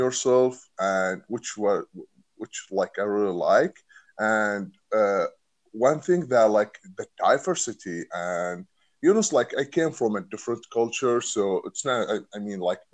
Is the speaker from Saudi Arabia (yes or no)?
yes; Saudi Arabia; English is a second language; moved away as an adult; now in United States; I'm from Saudi Arabia.